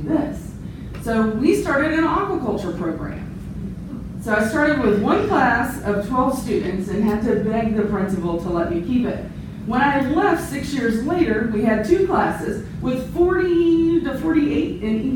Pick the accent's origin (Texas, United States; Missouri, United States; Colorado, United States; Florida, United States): Florida, United States; central; I'm from Florida, very, very central Florida, very diverse, very diverse population